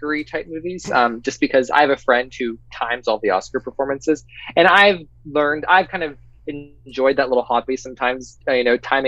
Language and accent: English; Pennsylvania, United States; we're both from Pennsylvania